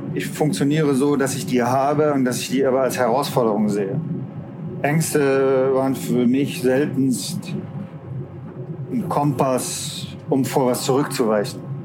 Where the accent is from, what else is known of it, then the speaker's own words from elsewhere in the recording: Stuttgart, Baden-Württemberg, Germany; Ich komme aus Stuttgart